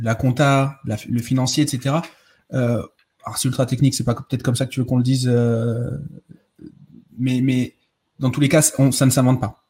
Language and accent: French; Bordeaux, Nouvelle-Aquitaine, France; en tant que bon bordelais